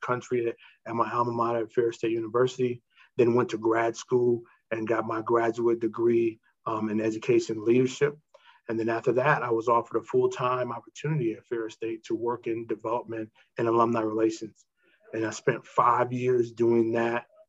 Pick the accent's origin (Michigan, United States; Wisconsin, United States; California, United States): Michigan, United States; moved away as an adult; also born or lived in Indianapolis; I'm from Michigan. I went to Baldwin High School